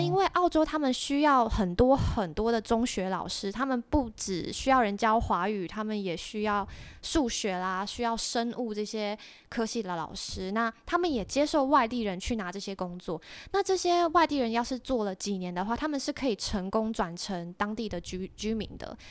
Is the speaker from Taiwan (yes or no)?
yes; Taiwan; moved away as an adult; also born or lived in Australia; now in Singapore; 我是台湾人